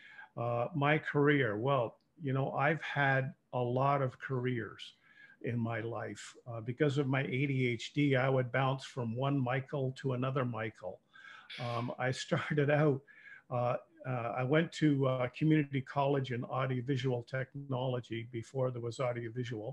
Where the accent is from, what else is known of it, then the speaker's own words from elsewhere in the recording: Toronto, Ontario, Canada; moved away as an adult; now in Windsor, Canada; I was born and raised in Toronto